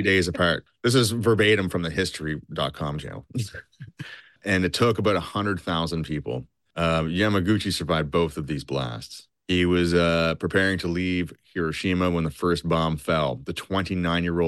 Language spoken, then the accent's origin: English; Canada; I'm from Canada, eh?